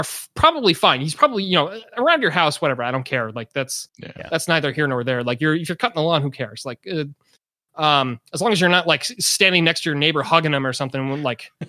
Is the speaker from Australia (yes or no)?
no; Chicago suburbs, Illinois, United States; now in California, United States; I'm from the Chicago suburbs